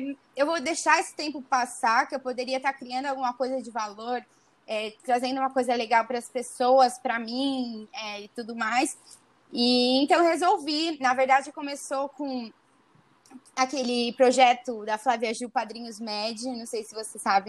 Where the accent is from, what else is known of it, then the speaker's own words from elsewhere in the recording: Araçatuba, São Paulo, Brazil; Eu tinha amigas da minha cidade aqui do interior, que eu sou do interior de Araçatuba